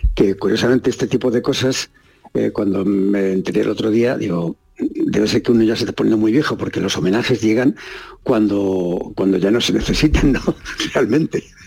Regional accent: Barajas de Melo, Castilla-La Mancha, Spain; Yo estoy viviendo en mi pueblo, en Barajas de Melo, de la provincia de Cuenca.

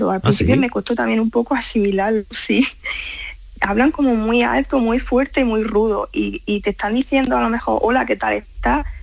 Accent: Spain; accent: Spanish; now in Germany; pues que todavía tengo el acento español, no me lo llego a quitar

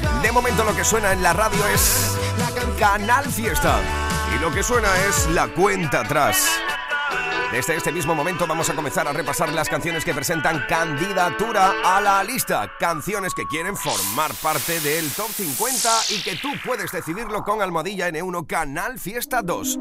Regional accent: Huelva, Andalusia, Spain; en mi tierra, en Huelva

